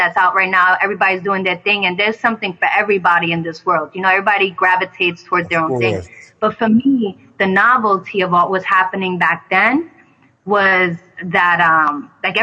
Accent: New York City, New York, United States; I'm from the Bronx

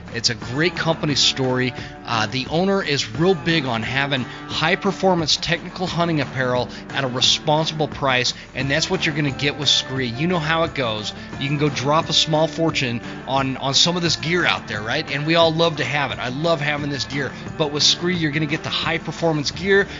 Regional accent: the West, United States; also born or lived in North Carolina; I was a kid from the West

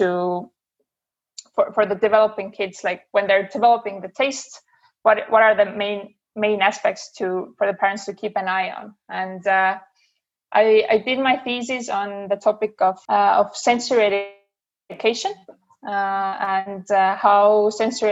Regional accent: Estonia; moved away; also born or lived in Denmark; I'm originally from Estonia

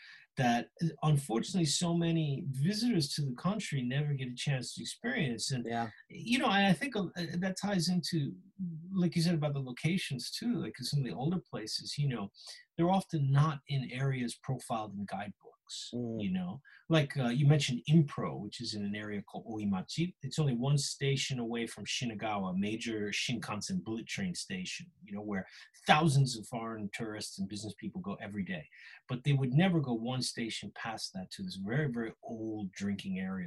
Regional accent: United States; now in Japan; Being American

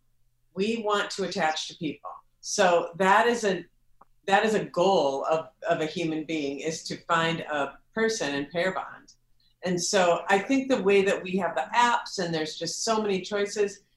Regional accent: Minneapolis, Minnesota, United States; moved away; I'm in Minneapolis, my hometown.

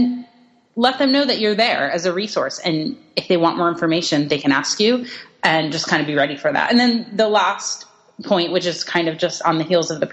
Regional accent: East Coast, United States; I'm from the East Coast

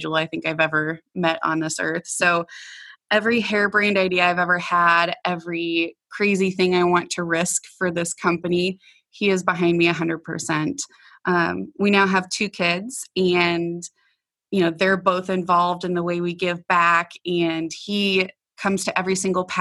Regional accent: Nebraska, United States; moved away as an adult; also born or lived in Colorado; I stopped back in my hometown of Nebraska

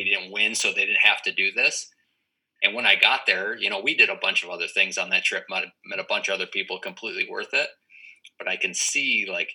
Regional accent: East Coast, New England, Western Massachusetts, United States; I'm from the East Coast

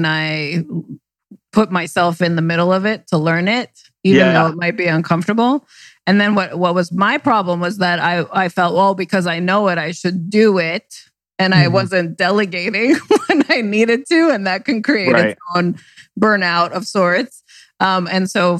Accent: New York, United States; moved away; also born or lived in New Jersey / West Coast; I was born in Jersey and raised in New York

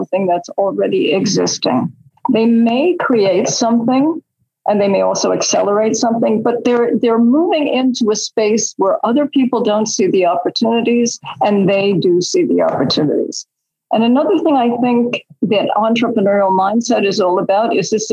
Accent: New York City, New York, United States; I grew up in Queens

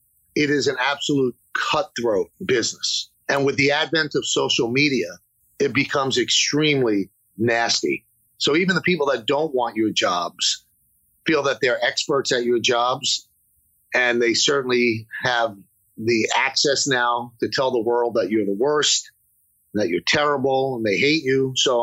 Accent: New York City, New York, United States; I'm a kid from the South Bronx

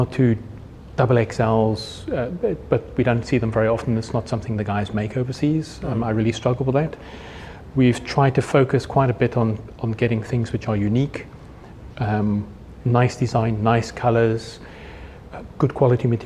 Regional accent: Namibia; now in South Africa; I grew up in the Namib Desert, I grew up in Namibia, so I'm really comfortable in the dirt

